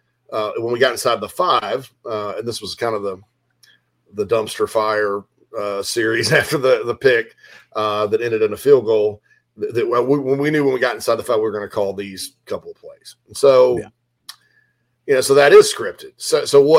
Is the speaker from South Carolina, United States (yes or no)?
yes; Spartanburg, South Carolina, United States; my hometown of Spartanburg